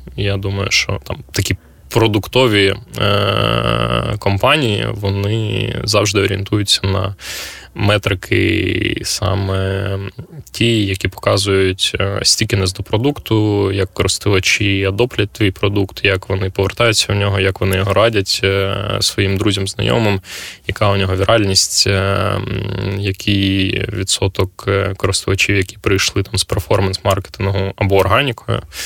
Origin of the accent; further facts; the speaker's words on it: Kyiv, Ukraine; я з Києва